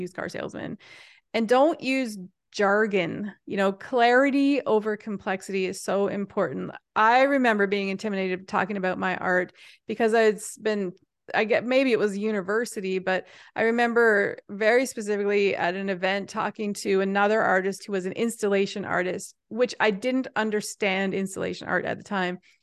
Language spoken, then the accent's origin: English; Happy Adventure, Newfoundland and Labrador, Canada; I'm from Newfoundland, which is a remote island off the edge of Canada, but I'm also from a tiny little town called Happy Adventure